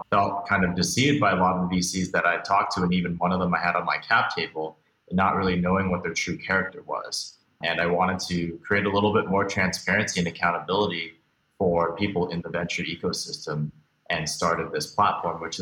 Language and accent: English; Beijing, China; also born or lived in Hong Kong; now in United States; I was born here in the States, but actually moved around a lot as a kid. Grew up mostly outside of the United States, spending some time in Beijing, Hong Kong, a few other places before I moved back here